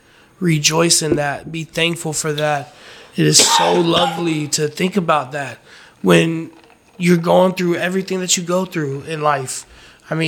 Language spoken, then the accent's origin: English; Fayetteville, North Carolina, United States; moved away; also born or lived in Raleigh, North Carolina; Fayetteville is where I'm from